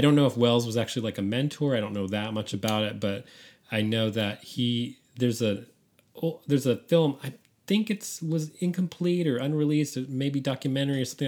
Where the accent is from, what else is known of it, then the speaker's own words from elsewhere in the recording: San Francisco, California, United States; San Francisco, my hometown